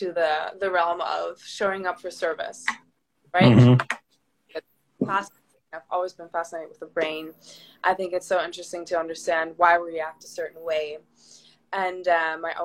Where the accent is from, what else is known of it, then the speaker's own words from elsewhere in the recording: Germany; moved away as an adult; also born or lived in Southern California; now in California, United States; I live in beautiful Southern California, but I'm originally from Germany.